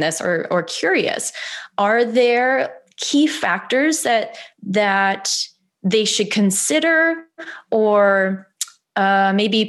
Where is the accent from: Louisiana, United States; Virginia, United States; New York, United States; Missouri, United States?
Missouri, United States; now in Los Angeles, United States; I grew up in Missouri